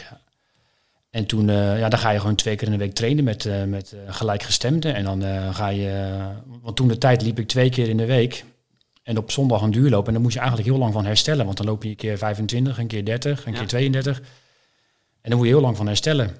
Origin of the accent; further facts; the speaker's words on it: Maassluis, South Holland, Netherlands; Ik ben geboren en getogen in Maasluis woon ik al mijn hele leven.